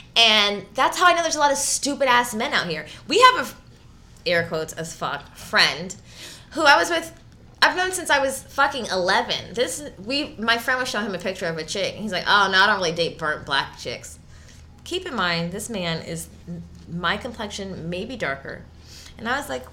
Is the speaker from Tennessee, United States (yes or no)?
no; Los Angeles, California, United States; I grew up in LA in the Valley